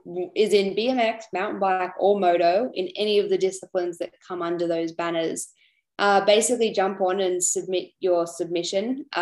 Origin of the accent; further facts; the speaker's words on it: Canberra, Australian Capital Territory, Australia; being from Canberra, I know the cold winters there